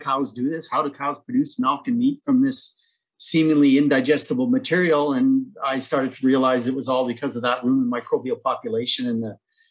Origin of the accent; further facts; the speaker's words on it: Innisfail, Alberta, Canada; I grew up in a town on a farm, a mixed cow-calf operation just outside of Innisfail